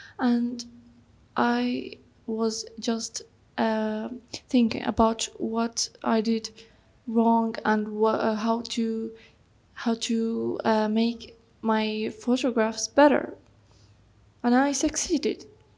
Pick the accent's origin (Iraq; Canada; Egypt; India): Iraq; English is a second language; I am a photographer from Iraq. I live in Nasiriyah city, which is in the southern of Iraq.